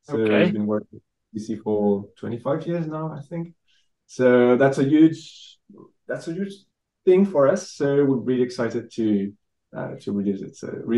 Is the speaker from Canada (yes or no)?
no; France; I'm the lead guitarist and I'm from France.